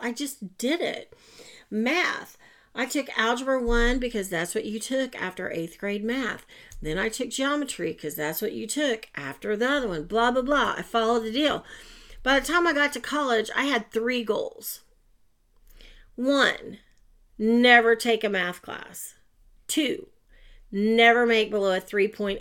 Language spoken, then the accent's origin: English; Oklahoma, United States; I'm from Oklahoma. I've lived other places. I always come back. I just want to live here